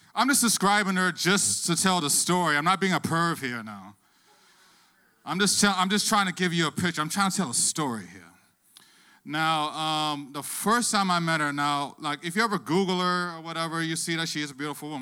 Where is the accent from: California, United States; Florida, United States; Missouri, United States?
Florida, United States; Plantation; now in Miami, United States; I'm actually not from Miami. I actually grew up in Plantation, Florida